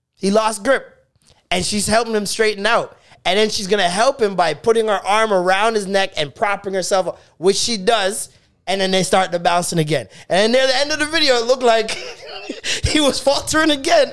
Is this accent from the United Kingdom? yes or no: no; Jamaica; I am Jamaican